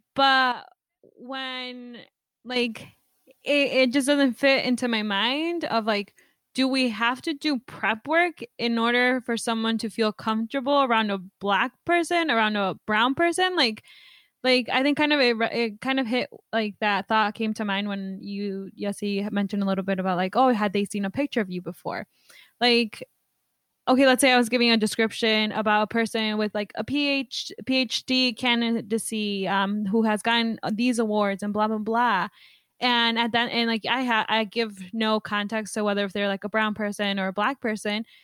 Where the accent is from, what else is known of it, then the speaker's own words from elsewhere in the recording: Mexico; now in United States; I was born in Mexico